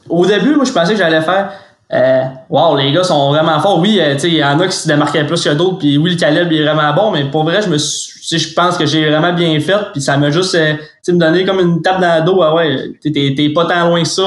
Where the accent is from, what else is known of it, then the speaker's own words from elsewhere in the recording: Saguenay, Quebec, Canada; je viens du Saguenay